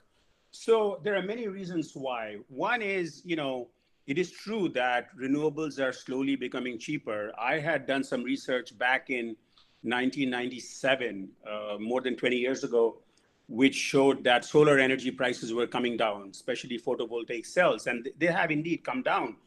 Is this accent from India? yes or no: yes; India; moved away; I grew up in India